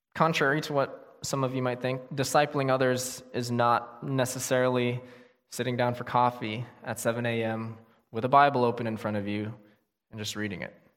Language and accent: English; United States; living here as American Christians